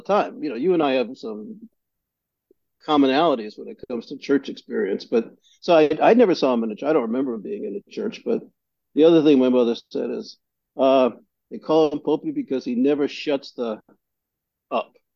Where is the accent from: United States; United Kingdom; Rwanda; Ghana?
United States; New York City, New York; where I grew up in Greenpoint.